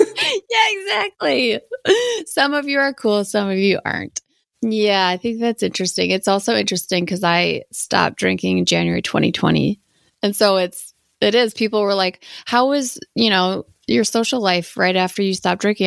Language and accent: English; Wisconsin, United States; I'm from Wisconsin